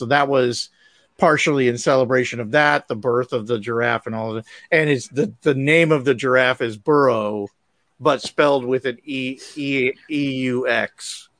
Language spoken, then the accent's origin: English; United States; I'm just speaking as an American here